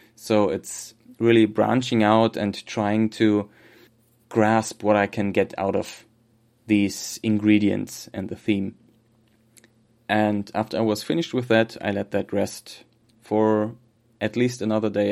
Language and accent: English; Germany; accent: German; English is a second language; my terrible German accent